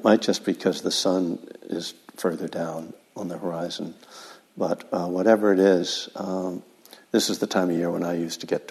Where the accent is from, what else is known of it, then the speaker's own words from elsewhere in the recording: East Coast, United States; now in California, United States; I'm from the East Coast